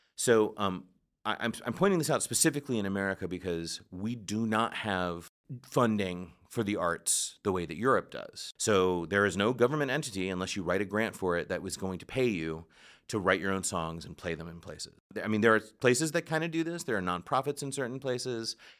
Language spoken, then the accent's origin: English; United States